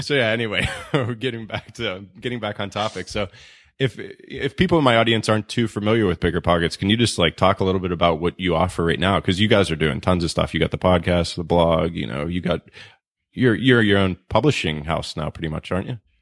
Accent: Pittsburgh, Pennsylvania, United States; moved away; in Pittsburgh 'cause that's my hometown and, you know, maybe we'll go back there one day

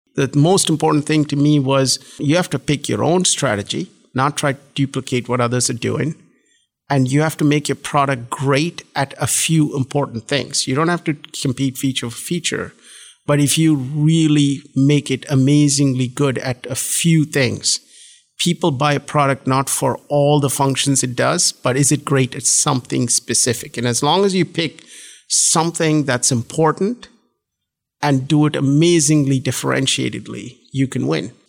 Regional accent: Bangalore, Karnataka, India; moved away as an adult; also born or lived in Tamil Nadu (small town near Chennai) / Durgapur / Princeton; now in United States; we were in Bangalore from the time we were about seven till we graduated from high

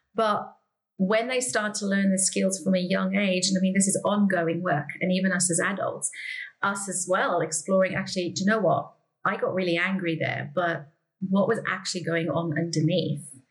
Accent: South Africa; I grew up in South Africa.

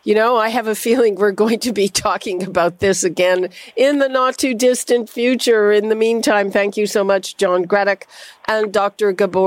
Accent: Montreal, Quebec, Canada; now in Toronto, Canada; I'm from Montreal.

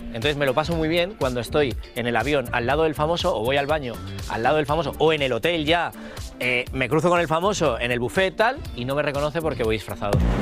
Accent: Spain; moved away; los pioneros somos los españoles

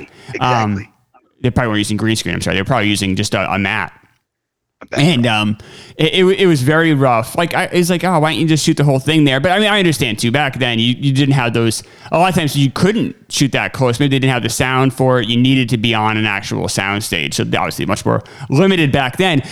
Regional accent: United States; I'm American

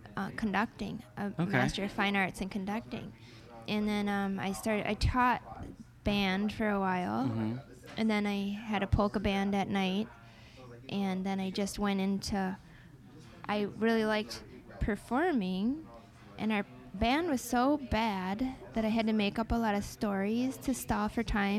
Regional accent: northern Wisconsin, United States; We didn't even really do marching band in northern Wisconsin because it was so cold

